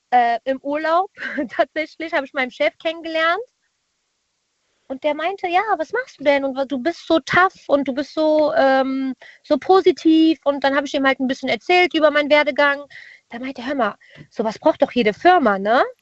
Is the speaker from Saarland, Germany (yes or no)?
no; Cologne, North Rhine-Westphalia, Germany; Ich komme aus Köln, die coolste Stadt aus Deutschland, ne?